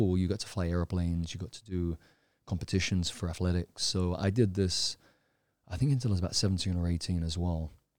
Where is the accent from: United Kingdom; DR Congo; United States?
United Kingdom; London; now in Thailand; I'm from London, UK originally. I came to Thailand originally, I think I was about 17 or 18, I came for vacation.